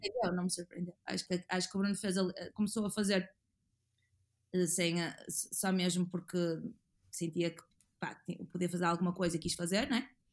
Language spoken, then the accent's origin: Portuguese; Porto, Norte, Portugal; eu sou do Porto e tenho muito orgulho de ser do Porto e de viver no Porto.